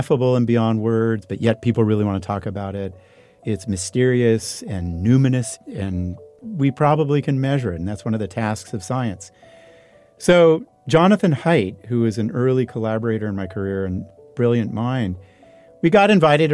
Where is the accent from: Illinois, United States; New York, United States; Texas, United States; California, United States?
California, United States; foothills of the Sierras, near Sacramento; They moved to the country where it was cheaper. Mm-hmm. And we got an old beat-up Victorian, 5 acres.